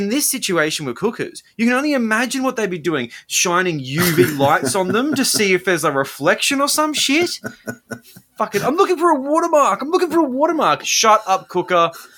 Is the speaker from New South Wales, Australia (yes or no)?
yes; Sydney, New South Wales, Australia; considering I'm someone from Sydney who doesn't live in Victoria